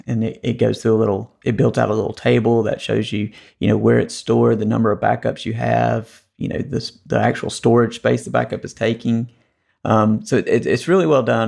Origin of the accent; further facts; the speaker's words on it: North Carolina, United States; the Tar Heels won the A C C tournament, which is kinda my home state team